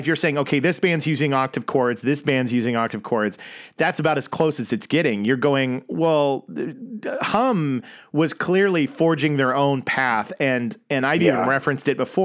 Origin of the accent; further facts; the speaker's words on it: Oklahoma, United States; me growing up in Oklahoma